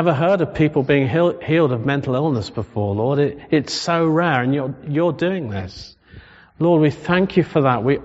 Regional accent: England, United Kingdom; We're English. We're Solihull.

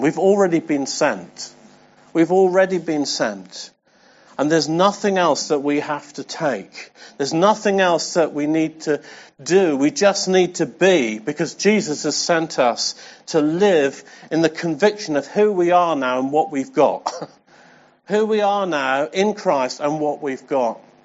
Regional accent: England, United Kingdom; I'm English

